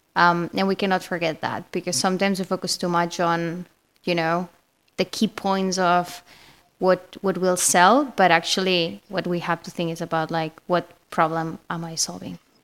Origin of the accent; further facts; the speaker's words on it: Spain; accent: Spanish; English is a second language; I'm Spanish, obviously. You can find, I mean, you can clearly know this because of my accent.